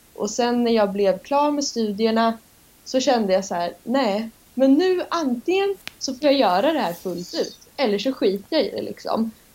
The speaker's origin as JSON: {"language": "Swedish", "town": "Norrköping", "region": "Östergötland", "country": "Sweden", "accent": "östgötska", "said": "Kommer från Norrköping så jag ber om ursäkt om min östgötska lyser igenom"}